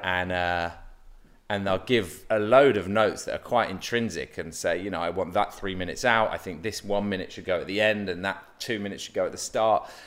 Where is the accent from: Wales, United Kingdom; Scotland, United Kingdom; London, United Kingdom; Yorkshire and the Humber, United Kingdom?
London, United Kingdom; moved away as an adult; now in Los Angeles, United States; I'm a Londoner